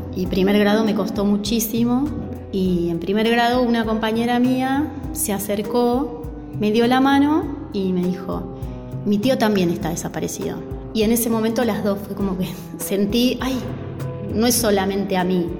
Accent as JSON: {"language": "Spanish", "town": "Castelar", "region": "Buenos Aires Province", "country": "Argentina", "tie": "born or raised there", "said": "Yo nací en Castelar, me crié en Castelar"}